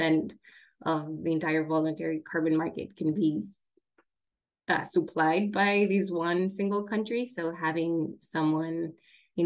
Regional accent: Ecuador; now in Washington, D.C., United States; I'm from Ecuador

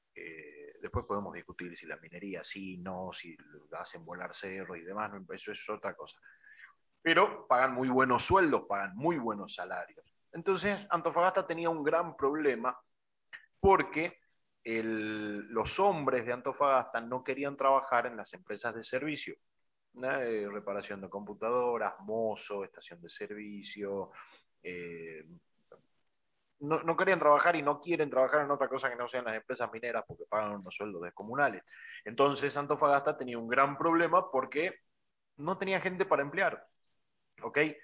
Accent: Argentina; also born or lived in Bolivia; Yo tengo 45 años, pero vivo desde los 8 en Argentina soy nacido en Bolivia, pero de padres argentinos, descendientes de italianos y de sirios

